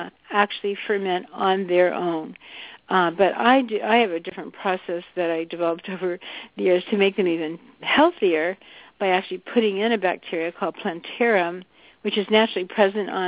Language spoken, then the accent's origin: English; the South, United States; I grew up in the South and had a lot of fried chicken